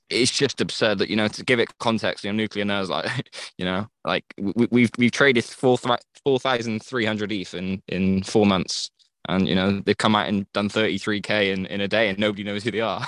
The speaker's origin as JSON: {"language": "English", "region": "England", "country": "United Kingdom", "said": "I'm from England."}